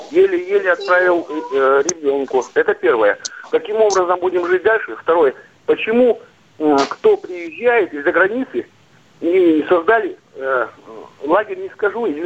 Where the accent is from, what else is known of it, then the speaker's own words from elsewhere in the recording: Zabaykalsky Krai, Russia; я, я сам родом из Забайкальского края, я знаю Улан-Удэ, Якутию